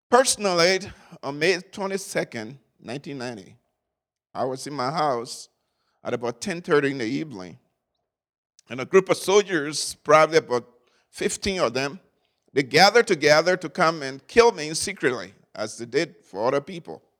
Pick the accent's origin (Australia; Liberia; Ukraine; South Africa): Liberia; I was born in Liberia a few years ago, and that really a few years ago, and uh, lived there for most part of my life.